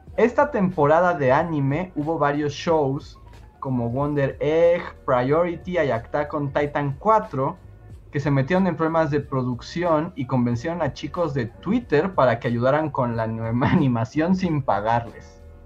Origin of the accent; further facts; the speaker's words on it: Mexico; aquí en México